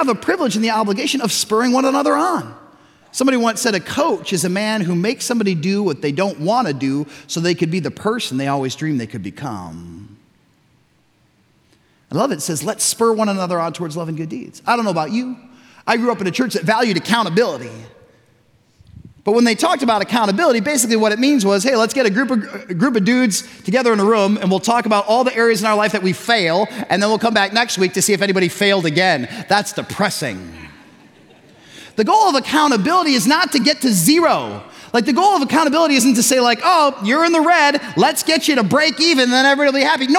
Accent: Chicago, Illinois, United States; also born or lived in Tucson / West Michigan; now in Zeeland, United States; We're growing up in Chicago, suburban Chicago

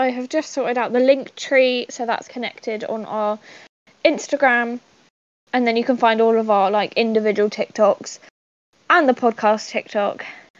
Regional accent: Surrey, South East England, United Kingdom; I'm a Surrey gal.

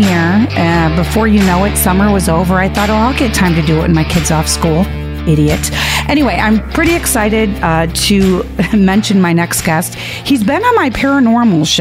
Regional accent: United States; I am an American

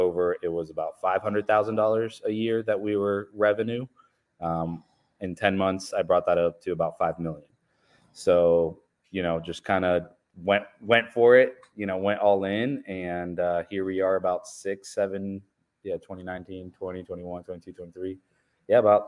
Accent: Richwood, Ohio, United States; also born or lived in Colombia; So yeah, I was born in Colombia, South America. We immigrated to the States in 1999, went to a small town called Richwood, Ohio. It is very rural, about two, maybe three stoplights type of town, very Midwestern country, and then moved to Delaware, Ohio

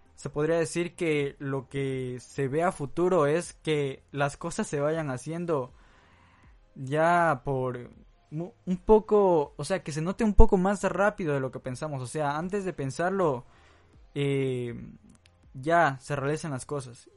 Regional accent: Santo Domingo, Santo Domingo de los Tsáchilas, Ecuador; en mi país, Ecuador, en mi ciudad Santo Domingo

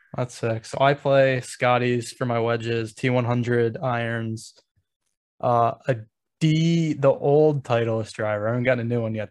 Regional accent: Baltimore, Maryland, United States; I'm from the Baltimore area

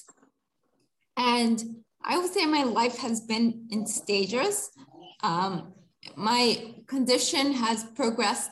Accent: New Jersey, United States; moved away as an adult; now in India; I was born and brought up on the East Coast of the United States, specifically New Jersey. I moved to India when I was 30 years old

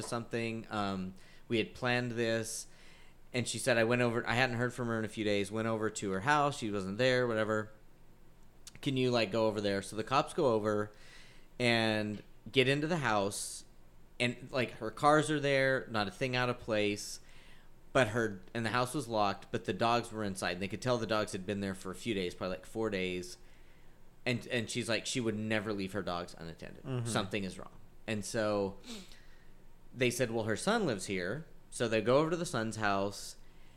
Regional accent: Butte, Montana, United States; now in Texas, United States; my hometown of Butte

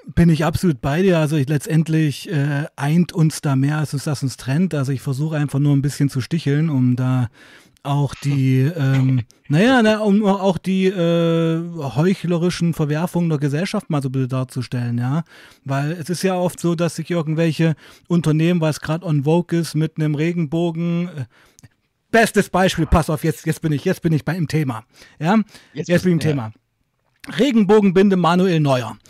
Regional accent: Weißenfels, Saxony-Anhalt, Germany; ich komme ja aus Weißenfels, das ist so eine Kleinstadt in Sachsen-Anhalt

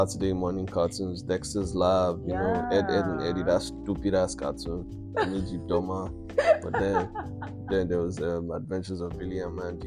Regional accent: Nigeria; As a Nigerian child

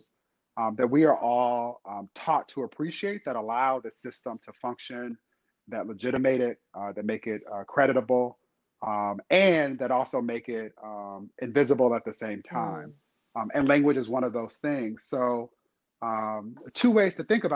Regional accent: Inglewood, California, United States; my hometown of Inglewood, California

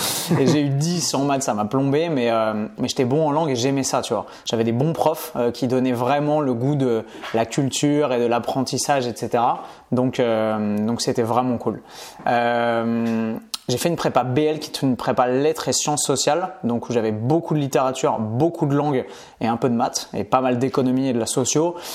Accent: Paris, Île-de-France, France; born there; also born or lived in Bastia / Montpellier / Nice / Orléans; J'ai énormément bougé, seulement en France métropolitaine. Euh, mais tu vois, j'ai habité, je suis né à Paris et ensuite j'ai habité à Bastia, à Montpellier, à Nice, à Orléans, à Clermont-Ferrand.

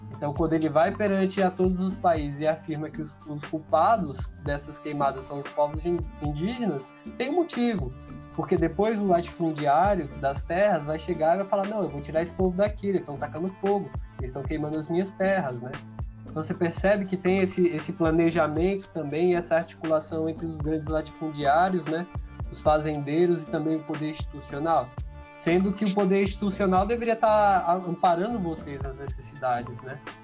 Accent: São Paulo, Brazil; sou aqui do Grajaú, zona sul de São Paulo

